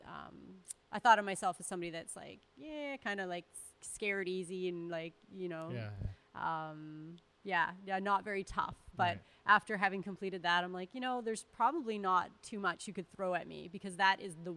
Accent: Northern Alberta, Canada; I'm from Northern Alberta

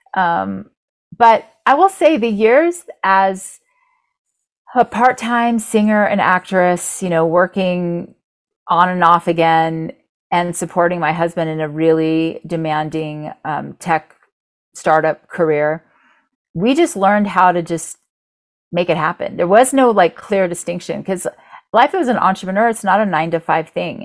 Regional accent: Orlando, Florida, United States; I grew up in Orlando, so about 40 minutes away from Disney

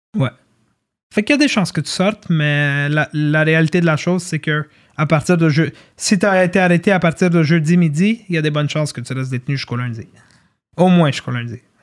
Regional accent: Montreal, Quebec, Canada; also born or lived in Laval; j'ai grandi à Ville-Saint-Laurent, j'ai grandi à Laval-des-Rapides

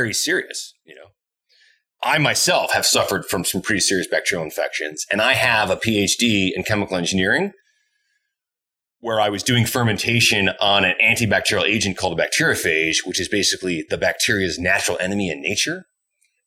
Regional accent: Essex, New England, United States; moved away as an adult; also born or lived in Montreal, Canada; now in Edmonton, Canada; I grew up in New England in this white bread picturesque town called Essex.

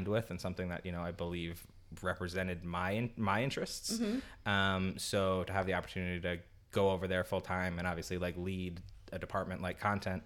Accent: New York City, New York, United States; I'm from New York

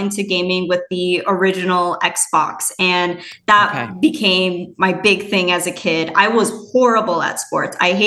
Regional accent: Minnesota, United States; moved away as an adult; also born or lived in Madison, Wisconsin / West Coast; I was born and raised in Minnesota

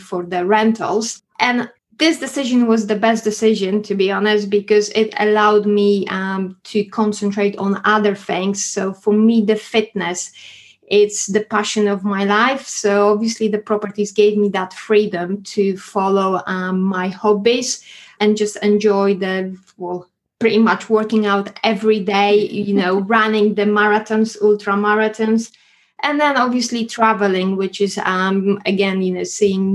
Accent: Poland; English is a second language; moved away as an adult; now in United Kingdom; you could hear my accent. So originally, I came from Poland in 2006

